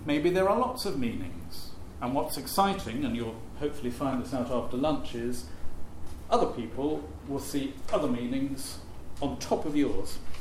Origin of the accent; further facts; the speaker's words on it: Shrewsbury, West Midlands, United Kingdom; where I was brought up in Shrewsbury